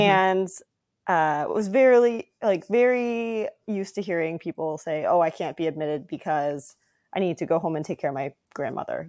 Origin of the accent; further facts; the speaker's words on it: South Dakota, United States; also born or lived in California; now in Rhode Island, United States; I was born in California and then moved to South Dakota when I was ten.